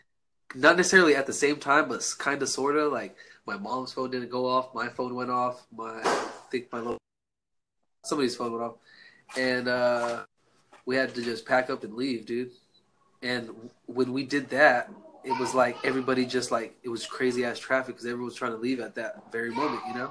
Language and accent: English; Oroville, California, United States; I'm from Northern California.